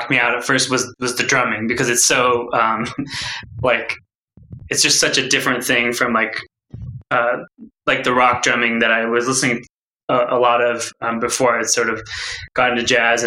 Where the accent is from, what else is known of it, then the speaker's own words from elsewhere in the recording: Woodinville, Washington, United States; I grew up in Woodinville